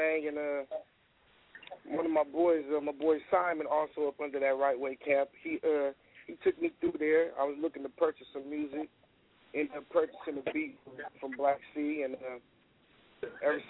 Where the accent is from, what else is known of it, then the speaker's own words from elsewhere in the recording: Pittsburg, California, United States; also born or lived in San Francisco, California; I'm from Pittsburgh, California. Went to Pittsburgh High. Born in San Francisco, California, Fillmore District. Moved to Pittsburgh as a youngster